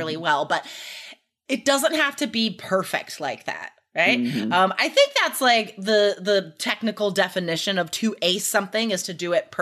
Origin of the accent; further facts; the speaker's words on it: Nevada, United States; I grew up in Nevada